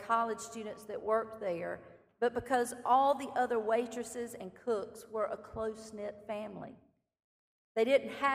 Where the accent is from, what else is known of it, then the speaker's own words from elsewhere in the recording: Clinton, South Carolina, United States; My hometown is Clinton, South Carolina